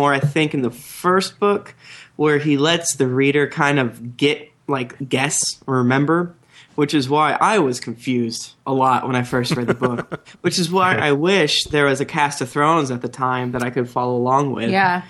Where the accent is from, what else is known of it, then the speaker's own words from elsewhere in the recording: Florida, United States; I am from Florida